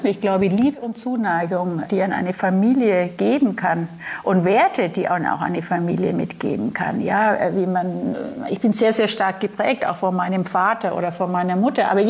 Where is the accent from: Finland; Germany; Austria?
Germany; Nuremberg, Bavaria; born there; Ja, bin geboren in Nürnberg